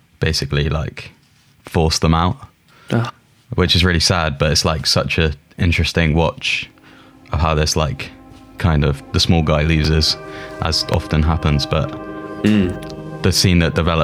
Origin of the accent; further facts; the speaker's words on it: Plymouth, South West England, United Kingdom; now in Brighton, United Kingdom; I'm from Plymouth originally, which is 2 hours from Falmouth, which is just inside Devon